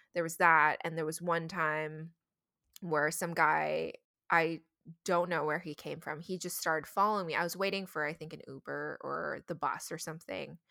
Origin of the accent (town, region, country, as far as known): United States